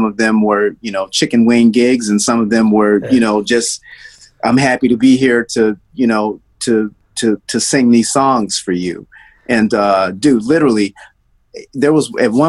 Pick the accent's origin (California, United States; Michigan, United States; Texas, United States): Michigan, United States; Detroit; also born or lived in Nashville, Tennessee; Well, I was born in Nashville, and my family left Nashville when I was probably 4 years old, and then we moved to Detroit.